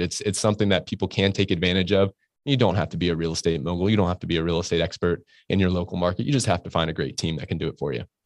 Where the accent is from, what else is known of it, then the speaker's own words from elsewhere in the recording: Orlando, Florida, United States; moved away as an adult; also born or lived in Pittsburgh; now in Jacksonville, United States; I grew up in Orlando and, uh, went to the University of Florida